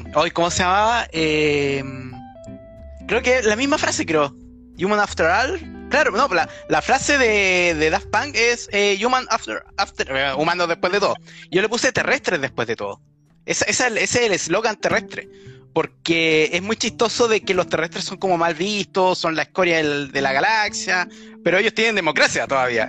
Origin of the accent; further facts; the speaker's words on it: Chile; como los que vivimos en países tercermundistas, como los chilenos